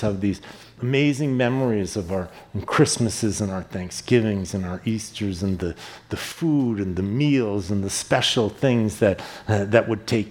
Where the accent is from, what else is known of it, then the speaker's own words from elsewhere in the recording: East Coast, United States; moved away; I grew up on the East Coast, and the East Coast is known for being aggressive